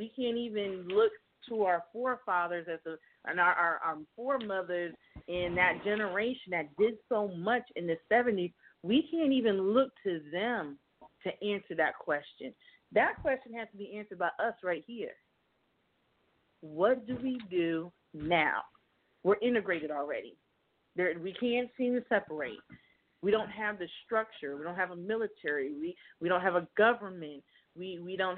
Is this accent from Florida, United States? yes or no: yes; Miami, Florida, United States; I am from Miami